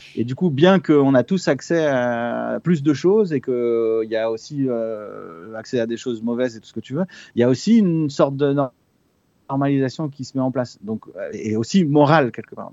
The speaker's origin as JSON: {"language": "French", "country": "France", "tie": "born or raised there", "said": "Je suis né en France, mais euh, mes parents sont chiliens"}